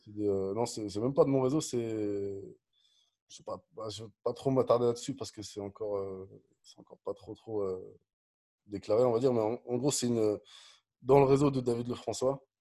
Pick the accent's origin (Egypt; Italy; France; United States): France; Dijon, Bourgogne-Franche-Comté; also born or lived in Nantes; je suis né à Nantes, mais j'ai grandi à Dijon.